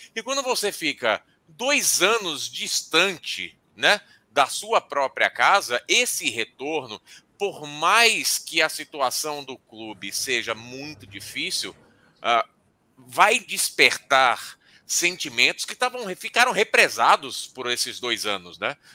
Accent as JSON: {"language": "Portuguese", "region": "Bahia", "country": "Brazil", "said": "eu sou baiano, eu sou torcedor do Vitória"}